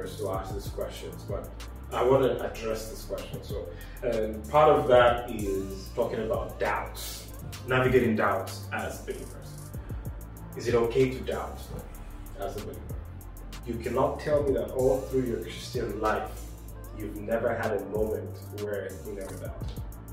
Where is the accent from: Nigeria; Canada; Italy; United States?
Nigeria; I come from Nigeria